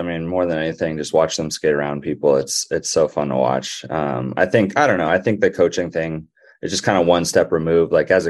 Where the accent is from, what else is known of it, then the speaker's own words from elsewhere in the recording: Colorado, United States; I'm from Colorado, and he did a concert in Colorado